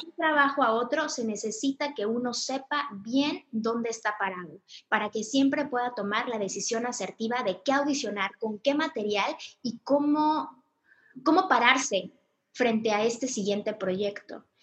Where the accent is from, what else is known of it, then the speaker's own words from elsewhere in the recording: Mexico; soy mexicana